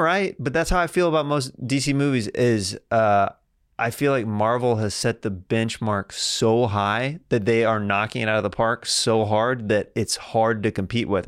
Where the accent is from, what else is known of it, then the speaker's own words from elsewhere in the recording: Kansas, United States; I'm from Kansas